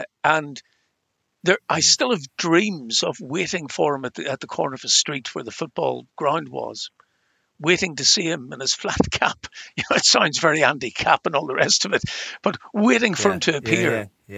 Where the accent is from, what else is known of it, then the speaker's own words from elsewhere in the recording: Ireland; accent: Irish; as you can tell from my accent, I'm Irish